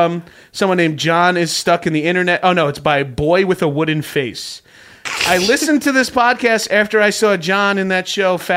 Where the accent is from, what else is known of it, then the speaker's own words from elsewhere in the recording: Northeast, United States; accent: Northeastern American; I am from the Northeast, but I don't claim, like, I'm a Northeasterner